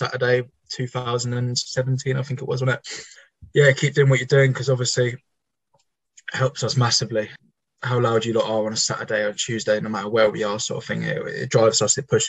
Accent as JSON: {"language": "English", "town": "Eastbourne", "region": "South East England", "country": "United Kingdom", "said": "I'm from Eastbourne."}